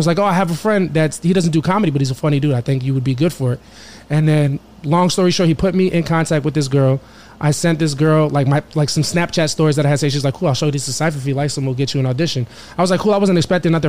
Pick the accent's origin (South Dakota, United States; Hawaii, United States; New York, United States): New York, United States; Valley Stream; now in Queens, United States; I grew up in Long Island, Valley Stream, New York